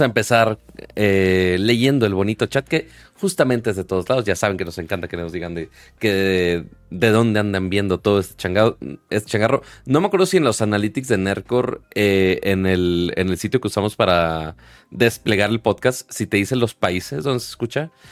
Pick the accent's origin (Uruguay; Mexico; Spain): Mexico; Monterrey, Nuevo León; now in Mexico City, Mexico; uno siendo regio